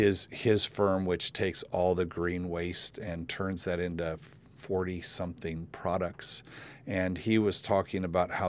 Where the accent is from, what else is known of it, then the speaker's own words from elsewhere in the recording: California, United States; I mean, I've been driving between Santa Barbara and L.A. my whole life. I came from the San Fernando Valley, and I would drive through Camarillo, that area there